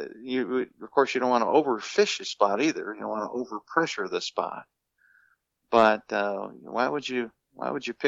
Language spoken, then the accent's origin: English; Minnesota, United States; being a kid, you know, growing up in Minnesota